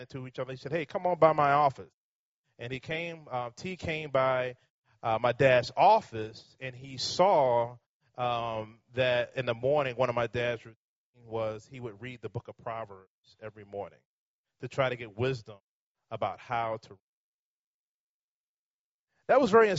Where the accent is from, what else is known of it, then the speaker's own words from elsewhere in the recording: Richmond, Virginia, United States; I live in Richmond, but I have been born and raised in Richmond.